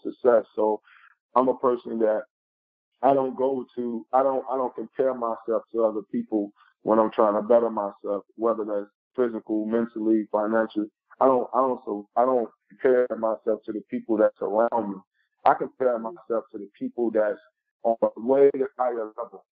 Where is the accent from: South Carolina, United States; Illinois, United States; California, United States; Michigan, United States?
Illinois, United States; Chicago; I was born and raised in Chicago, Illinois, on the west side